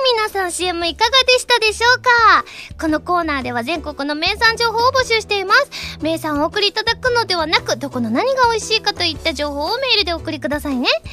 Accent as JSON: {"language": "Japanese", "region": "Osaka", "country": "Japan", "moved": "yes", "said": "次大阪に帰った時は"}